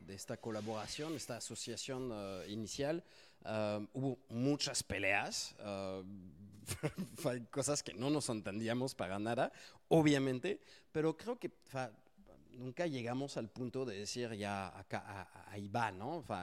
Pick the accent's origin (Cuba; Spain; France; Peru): France; Spanish is a second language; soy francés, si no lo notaron por mi accentito, casi no se nota.